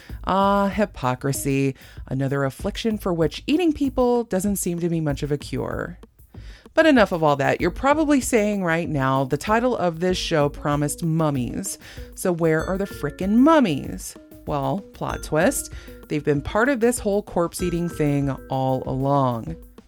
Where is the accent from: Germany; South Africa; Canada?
Germany; And maybe I'm talking like I'm from Texas instead of Germany